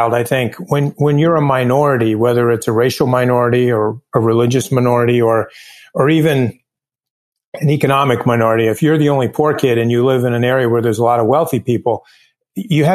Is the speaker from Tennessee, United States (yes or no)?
no; southeastern Connecticut, United States; I was raised in southeastern Connecticut, which in a shoreline community that's on Long Island Sound